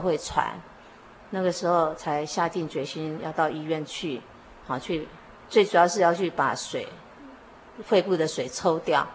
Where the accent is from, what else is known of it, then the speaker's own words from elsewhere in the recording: Luodong, Yilan County, Taiwan; moved away as an adult; now in Yonghe, Taiwan; 我从小住在宜兰，挪东镇。啊，我生长在一个基督徒的家庭。之后结婚住到永和